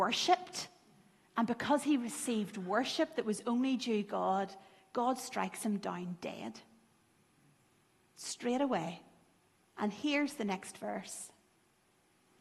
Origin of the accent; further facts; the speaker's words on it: Lurgan, Northern Ireland, United Kingdom; I grew up in Lurgan